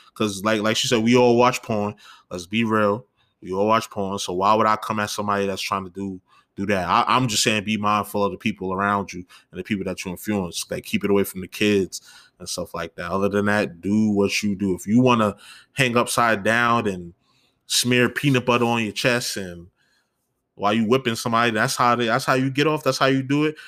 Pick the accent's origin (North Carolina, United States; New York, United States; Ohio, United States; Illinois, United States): New York, United States; as a New Yorker